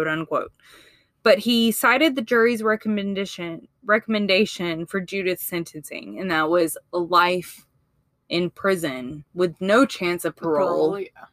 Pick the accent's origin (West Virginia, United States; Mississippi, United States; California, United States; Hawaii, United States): Mississippi, United States; now in Alabama, United States; I'm from Mississippi